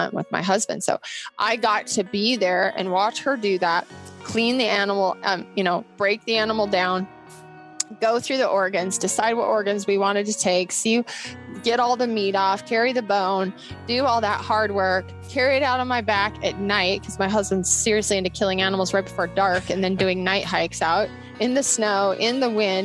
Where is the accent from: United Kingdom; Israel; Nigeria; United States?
United States; Bozeman, Montana; also born or lived in Seattle, Washington; I went to MSU here in Bozeman. I grew up in Bozeman